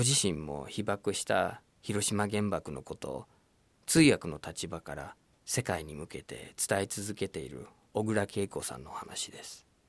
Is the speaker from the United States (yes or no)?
yes; United States; first language English; Japanese is a second language; moved away as an adult; now in Japan; シカゴっていうアメリカの街僕のふるさとに近いところで